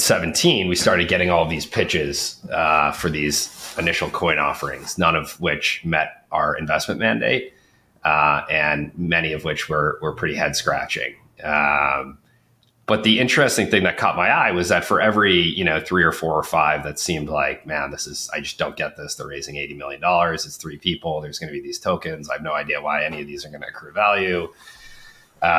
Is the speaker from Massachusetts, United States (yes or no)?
yes; Boston, Massachusetts, United States; also born or lived in Nashville / New York; So I grew up in the Boston area. My whole family is kind of within 50 miles of where I'm sitting right now. That's in the US